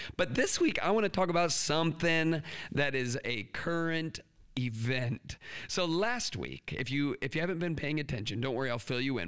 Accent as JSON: {"language": "English", "country": "United States", "said": "us American educators"}